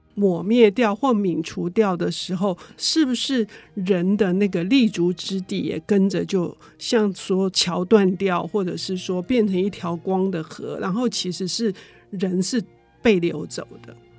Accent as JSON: {"language": "Chinese", "region": "Taipei", "country": "Taiwan", "tie": "born or raised there", "said": "我们在台北长大的"}